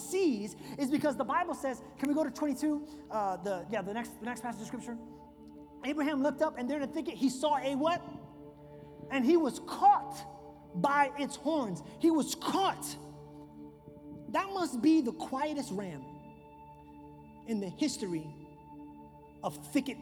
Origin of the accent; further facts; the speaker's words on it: New York, United States; moved away; I grew up in New York